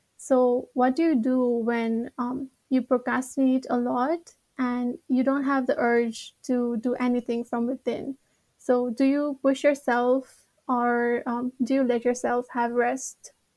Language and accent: English; Nepal; now in Japan; I'm from Nepal, and I'm a third year